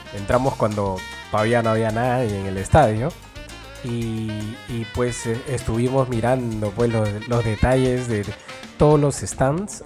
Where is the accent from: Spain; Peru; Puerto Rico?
Peru